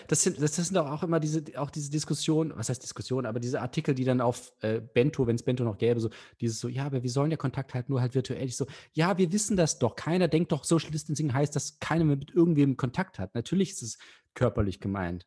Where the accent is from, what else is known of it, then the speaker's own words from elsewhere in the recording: Hanover, Lower Saxony, Germany; Ich komme aus Hannover